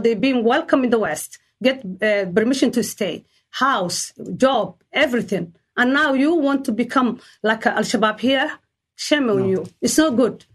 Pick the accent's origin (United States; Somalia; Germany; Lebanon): Somalia; moved away; we come from Somalia, we are Somali people.